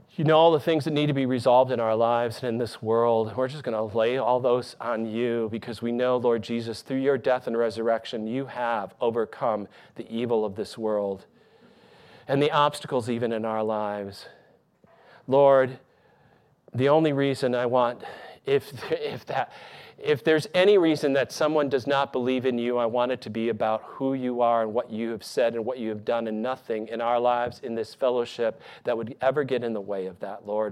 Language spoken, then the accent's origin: English; Michigan, United States; moved away; my hometown in Michigan.